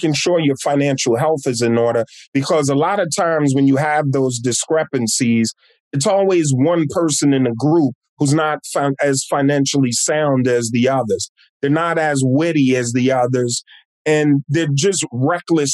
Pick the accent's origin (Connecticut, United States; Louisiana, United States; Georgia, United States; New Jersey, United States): New Jersey, United States; East Orange; I'm born and raised in my hometown of East Orange, New Jersey